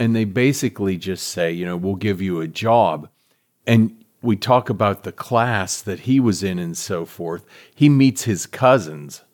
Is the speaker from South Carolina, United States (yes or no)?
no; Pittsburgh, Pennsylvania, United States; growing up in Pittsburgh